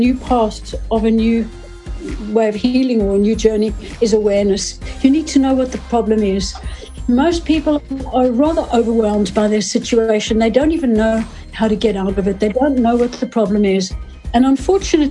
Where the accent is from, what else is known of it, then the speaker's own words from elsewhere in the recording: South Africa; moved away as an adult; also born or lived in United Kingdom; I am South African, born and bred, and went to university there.